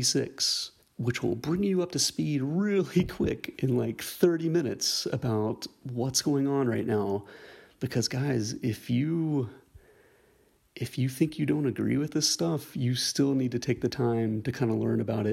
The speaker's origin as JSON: {"language": "English", "region": "the South", "country": "United States", "tie": "born or raised there", "said": "I am middle-aged, born and raised in the South"}